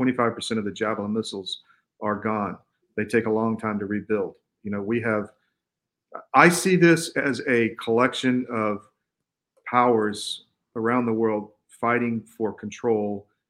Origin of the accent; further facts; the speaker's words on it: United States; So I am, as an American, I'm worried about the future.